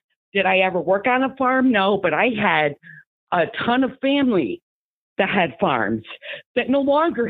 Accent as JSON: {"language": "English", "region": "Southwest Lower Michigan", "country": "United States", "tie": "born or raised there", "moved": "yes", "said": "I'm a girl from Southwest Lower Michigan, where we're surrounded by Amish and farms."}